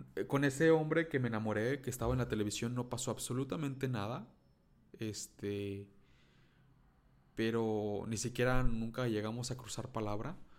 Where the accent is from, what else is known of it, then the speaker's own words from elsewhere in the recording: Mexico; first language Spanish; soy mexicano